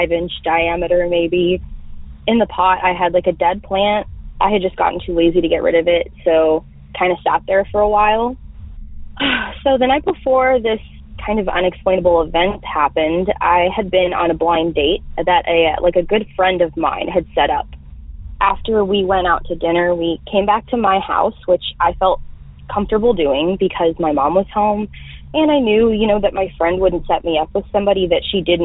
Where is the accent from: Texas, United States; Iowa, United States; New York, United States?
Texas, United States; North; I'm from North Texas.